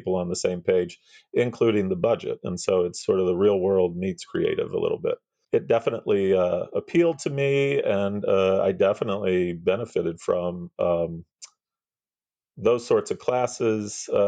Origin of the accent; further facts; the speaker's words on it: Missouri, United States; moved away as an adult; now in Southern California, United States; I am originally from the Midwest, grew up in Missouri, small town, middle America, and have now been in Southern California, though, for the last 25 years or so